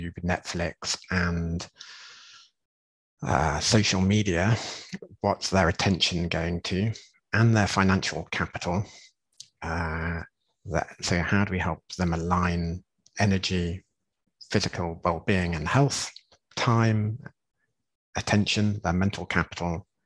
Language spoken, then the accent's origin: English; England, United Kingdom; moved away; I'm being English